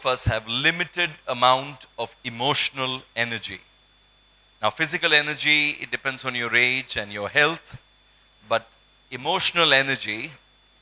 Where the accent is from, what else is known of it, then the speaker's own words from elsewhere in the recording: Kolkata, West Bengal, India; I grew up in Kolkata